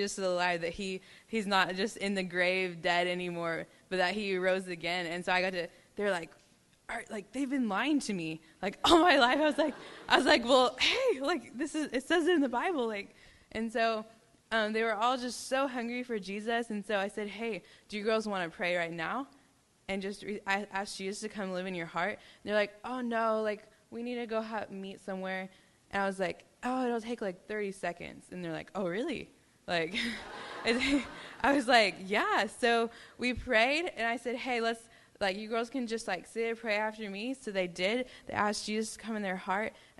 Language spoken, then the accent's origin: English; Texas, United States; I'm from Texas